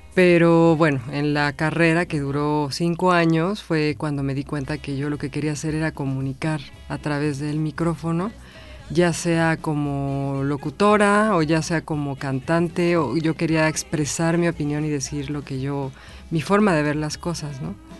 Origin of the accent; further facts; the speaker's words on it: Mexico City, Mexico; also born or lived in Villahermosa / Ciudad del Carmen / Xalapa; yo nací en la Ciudad de México, pero a los dos años nací en la colonia Morelos.